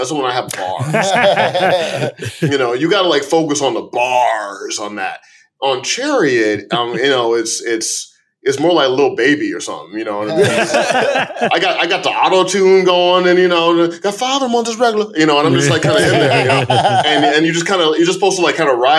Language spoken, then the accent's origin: English; Chicago, Illinois, United States; born there; but I'm going to call it Blame because I was born in Chicago.